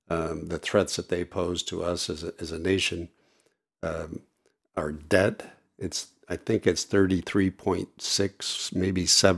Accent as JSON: {"language": "English", "region": "Washington", "country": "United States", "tie": "born or raised there", "said": "I was born and raised in Central Washington. My family's been here for several generations."}